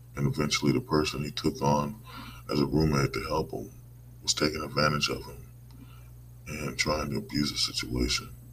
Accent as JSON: {"language": "English", "country": "United States", "said": "as American people, as citizens"}